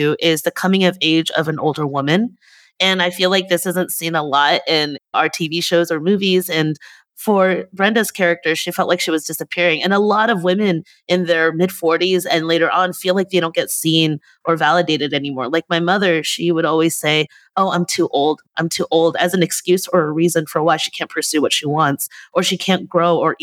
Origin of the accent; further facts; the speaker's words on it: United States; also born or lived in Netherlands; I moved to the United States with them when I was 7 years old